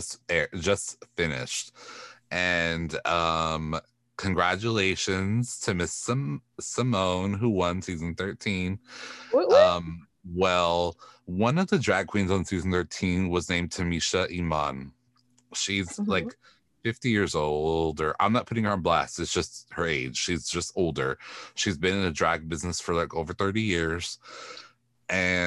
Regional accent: Texas, United States; Latinas do not talk like that, even if we're from Texas

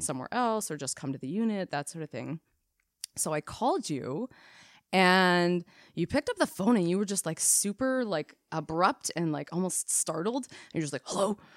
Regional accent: Canada; We are Canadian R Ns

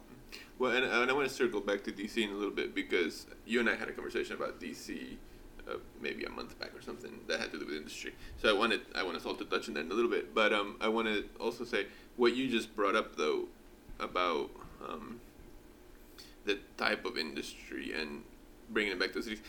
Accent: Callao, Peru; moved away; I was born in Peru and I grew up in Callao, Lima

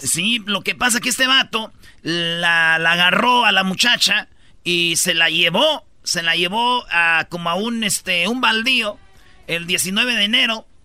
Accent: Mexico; moved away

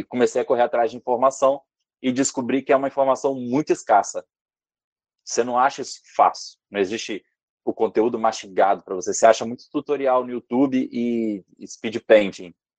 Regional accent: Vitória, Espírito Santo, Brazil; Eu sou da Vitória no Espírito Santo

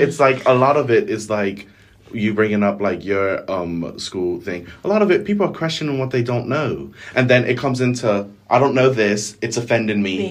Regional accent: Bermuda; accent: Bermudian; a Bermudian accent.

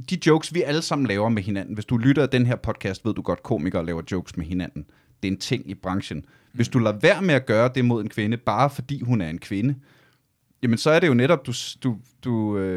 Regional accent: Ølstykke, Capital Region of Denmark, Denmark; Jeg voksede op i Ølstykke

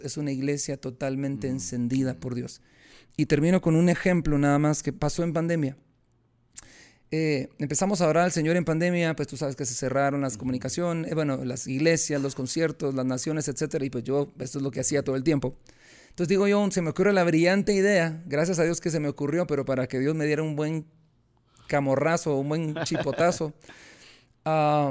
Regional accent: Guatemala; yo soy guatemalteco

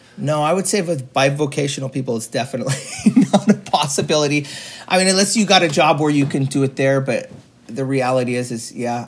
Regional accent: Juneau, Alaska, United States; Here in Juneau in Alaska

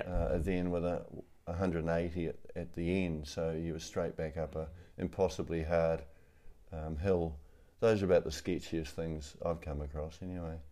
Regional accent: New Zealand; also born or lived in Rotorua, New Zealand; I'm a Kiwi

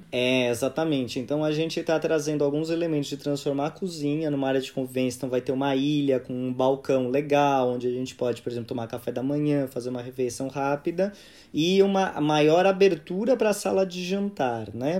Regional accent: São Paulo, Brazil; nasci e cresci em São Paulo

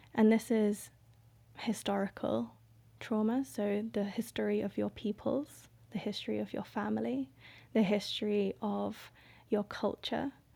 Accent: Indonesia; now in Gambia; I am from Indonesia. My dad is Indonesian and my mum is white English.

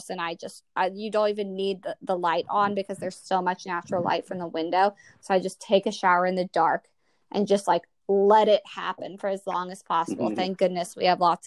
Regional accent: the South, United States; now in Washington, D.C., United States; I'm from the South

